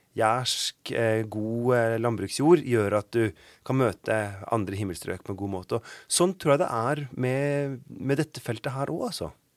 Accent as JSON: {"language": "Norwegian", "region": "Oslo", "country": "Norway", "also_born_or_lived": "Bergen", "moved": "yes", "said": "jeg ikke akkurat har vokst opp med nynorsk. Jeg er fra Oslo"}